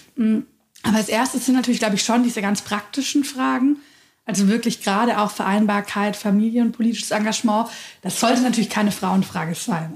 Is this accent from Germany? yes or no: yes; Nürtingen, Baden-Württemberg, Germany; in Nürtingen gab es keine grüne Jugend. Das ist der Ort, wo ich aufgewachsen bin